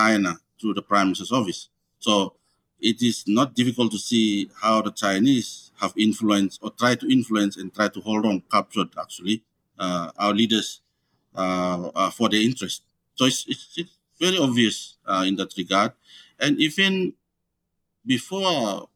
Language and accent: English; Malaita, Solomon Islands; I'm from Malaita province. Because of the island of Malaita province, I belong to this place